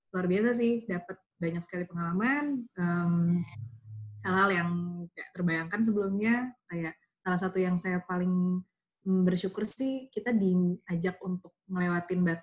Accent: Jakarta, Indonesia; karena saya anak Jakarta gitu ya maksudnya.

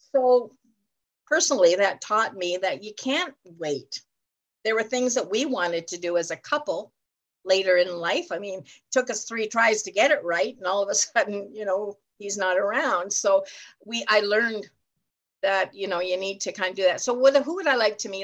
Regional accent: Ontario, Canada; I'm from Ontario, Canada

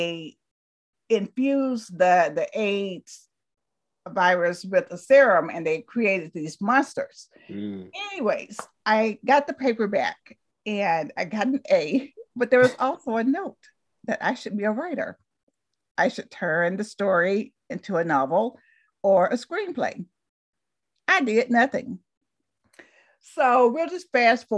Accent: Talladega, Alabama, United States; moved away as an adult; also born or lived in Berkeley, California; I was born in Talladega, Alabama

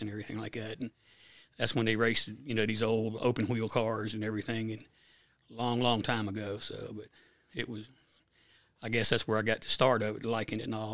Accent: Virginia, United States; moved away; I'm from was from Virginia, and I actually grew up on Walton's Mountain, the real Walton's Mountain

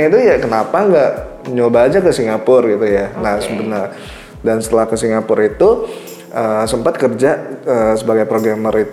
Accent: Indonesia; aku dari orang Indo, aku, eh, eh orang Indo gitu.

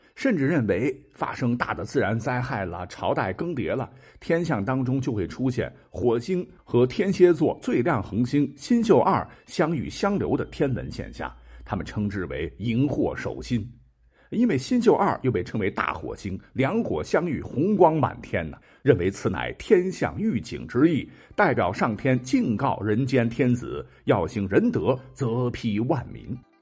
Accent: China; 我们中国人

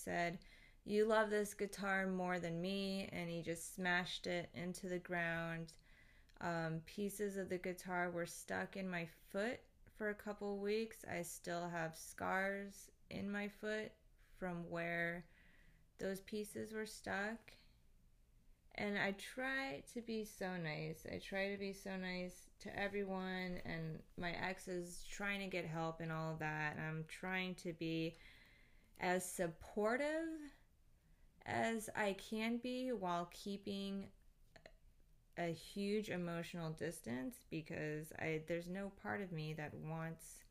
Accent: Philippines; I'm Filipino

